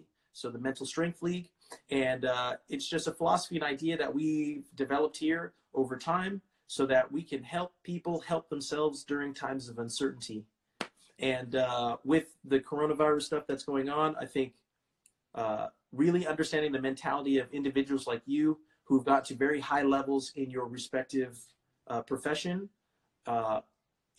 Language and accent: English; California, United States; moved away; I'm from California originally